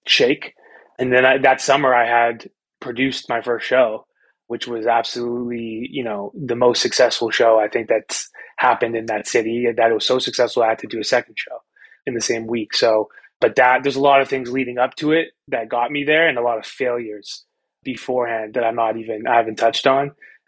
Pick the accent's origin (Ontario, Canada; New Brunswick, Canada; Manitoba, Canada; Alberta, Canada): Manitoba, Canada; Winnipeg; I grew up in Winnipeg, Canada, what I think is a small city